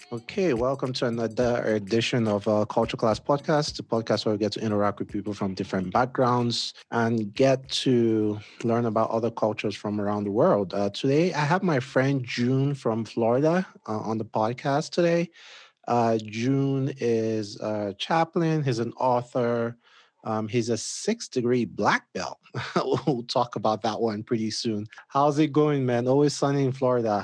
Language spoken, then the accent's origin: English; Nigeria; moved away as an adult; now in United States; I moved here from Nigeria.